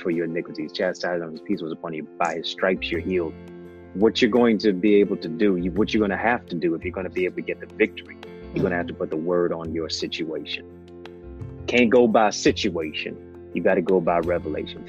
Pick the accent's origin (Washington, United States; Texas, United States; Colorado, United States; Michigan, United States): Michigan, United States; Detroit; also born or lived in Kingston, Jamaica; I'm from Detroit. My hometown is Motown